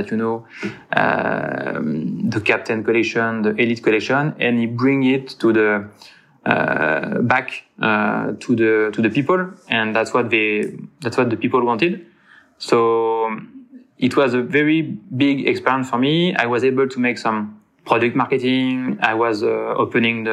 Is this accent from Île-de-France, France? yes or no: no; Cognac, Nouvelle-Aquitaine, France; English is a second language; moved away as an adult; also born or lived in Le Locle; I'm from Cognac, from the southwest of France